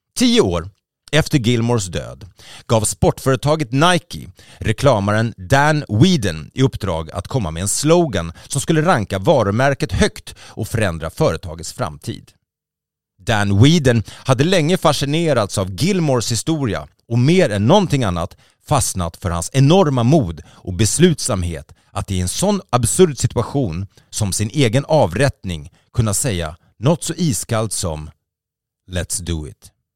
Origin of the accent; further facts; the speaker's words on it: Sweden; vi svenskar